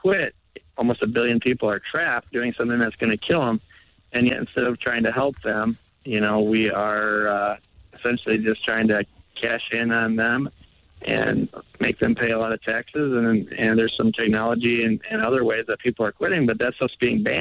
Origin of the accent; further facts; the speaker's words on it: Milwaukee, Wisconsin, United States; I'm over here in my hometown of Milwaukee, Wisconsin, which is just north of Chicago